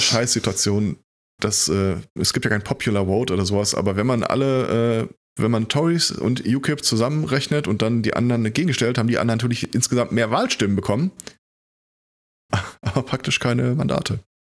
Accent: Germany; bei uns in Deutschland

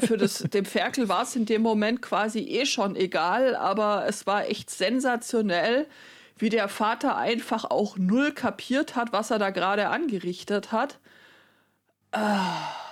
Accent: Baden-Württemberg, Germany; now in Bavaria, Germany; dass ich jetzt irgendwie insgesamt länger in Bayern lebe als in Baden-Württemberg, mich aber trotzdem nur so mittel angesprochen fühl, äh, äh, wenn irgendjemand sagt, ja, ihr Bayern.

